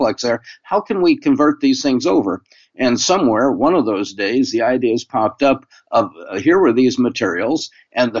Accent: Spokane, Washington, United States; moved away; also born or lived in Stanford, California; I was from Spokane, Washington, where I grew up

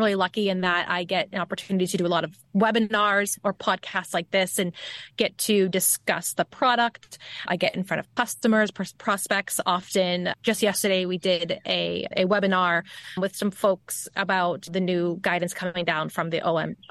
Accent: Boston, Massachusetts, United States; accent: Bostonian; the Bostonian side of my accent.

